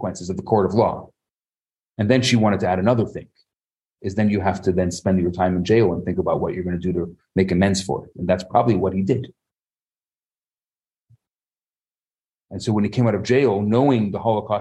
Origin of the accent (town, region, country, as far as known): Chicago, Illinois, United States; born or raised there